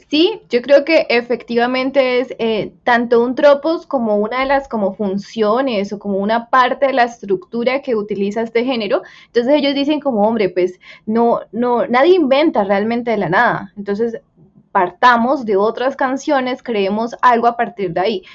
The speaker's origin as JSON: {"language": "Spanish", "country": "Colombia", "said": "somos los colombianos"}